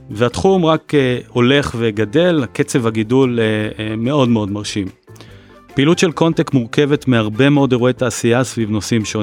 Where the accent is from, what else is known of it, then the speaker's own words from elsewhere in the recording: Tel Aviv, Tel Aviv District, Israel; also born or lived in Haifa; אני תל אביבי בלב ובנשמה עם תקופת גלות אה, לא קצרה בחיפה, מהנדס אזרחי בהכשרה שלי ודור רביעי למהנדסים ובנאים.